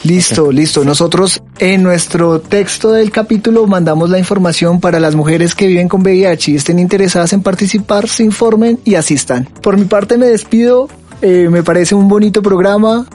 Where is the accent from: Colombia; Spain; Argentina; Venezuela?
Colombia; yo soy colombiano